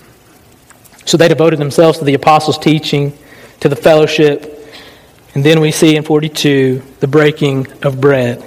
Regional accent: the South, United States; I was raised in the South

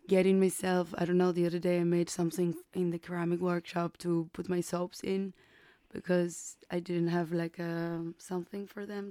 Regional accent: Burgos, Castile and León, Spain; English is a second language; moved away; I'm from Burgos, a, uh, a place in in Castilla in Spain, a little region in the north.

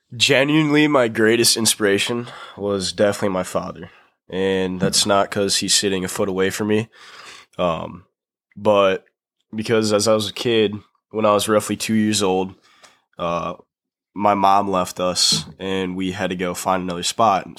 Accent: Grand Rapids, Michigan, United States; I grew up in Grand Rapids, Michigan

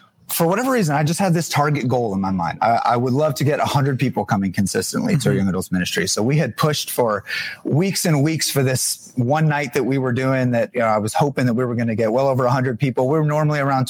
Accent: New Jersey, United States; moved away as an adult; now in Pittsburgh, United States; I'm actually from New Jersey. I'm a Jersey boy, but moved to Pittsburgh 6.5 years ago.

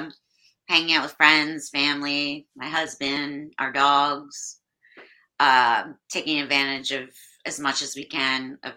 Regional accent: New York City, New York, United States; now in Florida, United States; I'm from Brooklyn, New York.

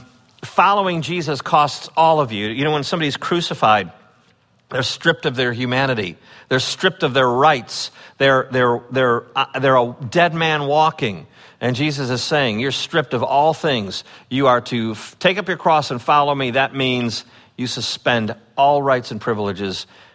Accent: Chicago, Illinois, United States; when I grew up in the Chicago area, it was like an era of video games.

